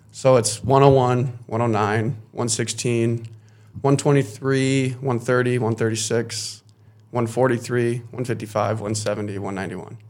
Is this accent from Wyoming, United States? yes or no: yes; Casper, Wyoming, United States; also born or lived in Minot, North Dakota; I grew up here in Castro, Wyoming